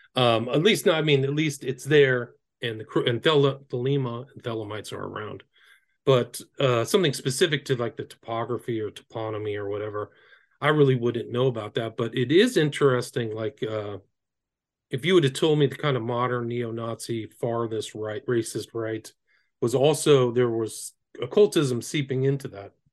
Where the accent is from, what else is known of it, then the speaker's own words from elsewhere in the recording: Northern California, United States; I grew up in Northern California.